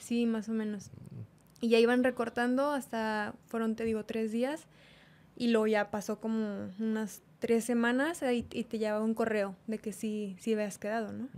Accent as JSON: {"language": "Spanish", "town": "Monterrey", "region": "Nuevo León", "country": "Mexico", "said": "yo soy regia, mm, soy de aquí de Monterrey"}